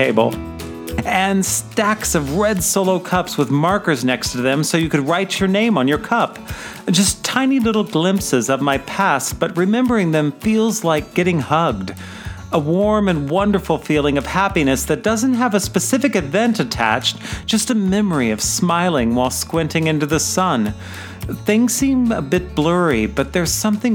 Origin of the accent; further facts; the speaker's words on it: Midwest, United States; Rivers and lakes are the only large bodies of water that I grew up near living in the Midwest.